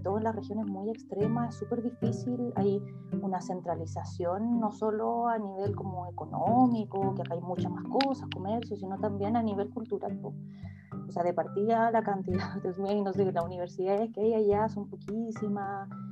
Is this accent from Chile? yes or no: yes; Punta Arenas, Magallanes and Chilean Antarctica, Chile; now in Santiago, Chile; soy de Punta Arenas